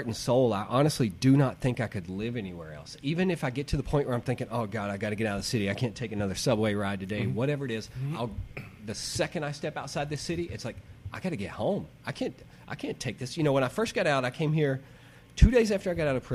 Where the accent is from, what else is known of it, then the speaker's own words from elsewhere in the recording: Arkansas, United States; moved away as an adult; also born or lived in Salem; now in New York City, United States; growing up in Arkansas.